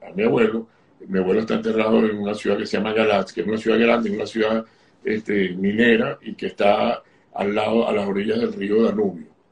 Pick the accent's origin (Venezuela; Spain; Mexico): Venezuela; Caracas, Capital District; yo nací en Venezuela, en Caracas